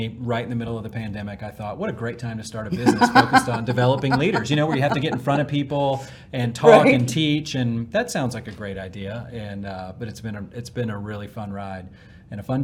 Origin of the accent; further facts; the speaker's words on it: Washington, District of Columbia, United States; moved away as an adult; also born or lived in South Carolina / Atlanta, Georgia; now in Dallas, United States; I was born in the Washington, D.C. area